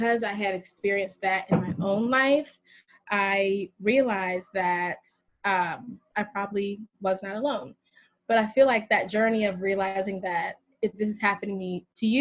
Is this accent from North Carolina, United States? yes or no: yes; North Carolina, United States; moved away as an adult; now in New York, United States; I am originally from North Carolina, and I've been in New York a little over 10 years